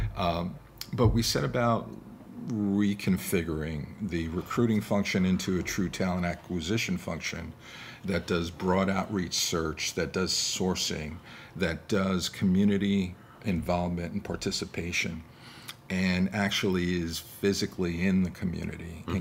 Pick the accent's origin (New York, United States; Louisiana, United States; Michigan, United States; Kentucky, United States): New York, United States; now in Milwaukee, United States; growing up in New York